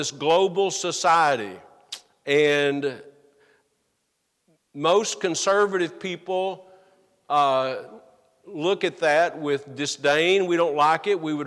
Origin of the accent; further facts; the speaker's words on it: United States; as an American